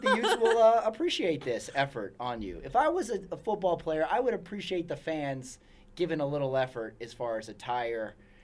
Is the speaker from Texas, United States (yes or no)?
yes; El Paso, Texas, United States; Sun Bowl is where I grew up, is why I say, in my hometown.